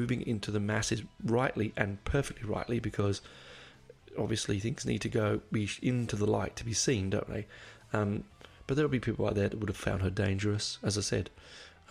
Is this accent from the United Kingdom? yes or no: yes; England, United Kingdom; accent: English; my English accent